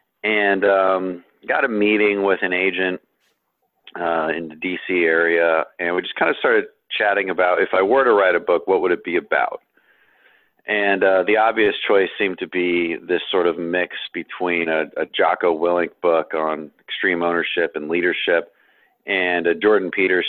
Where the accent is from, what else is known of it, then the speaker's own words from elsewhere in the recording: Colombia; Growing up in Colombia, there was worry of being kidnapped and shot and, real worries, not microaggression worries.